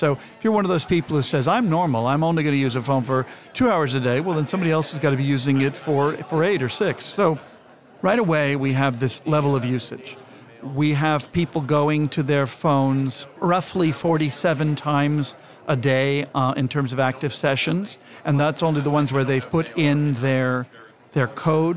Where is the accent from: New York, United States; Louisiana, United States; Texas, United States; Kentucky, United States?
Texas, United States; Houston; welcome to my hometown.